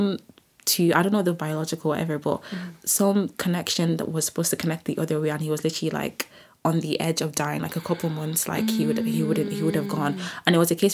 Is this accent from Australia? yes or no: no; Nigeria; now in Ireland; I will forever be Nigerian before I am an Irish babe